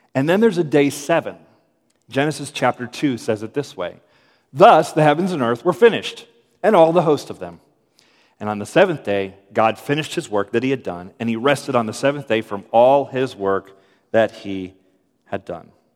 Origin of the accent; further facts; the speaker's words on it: United States; I'm efficient American